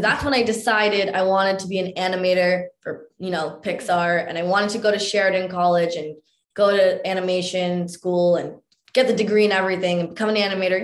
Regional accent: Mississauga, Ontario, Canada; growing up in Mississauga for me and like my brother

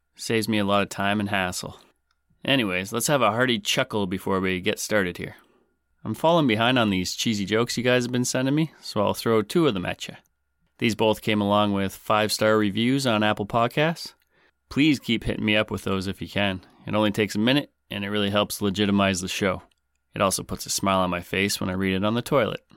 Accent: Canada; I'm your Canadian host

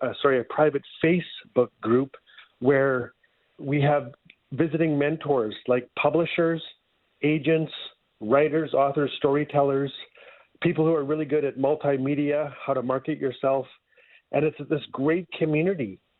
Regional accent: Fort Smith, Northwest Territories, Canada; moved away as an adult; now in Edmonton, Canada; I'm from Fort Smith, Northwest Territories. We lived in Edmonton for over 10 years.

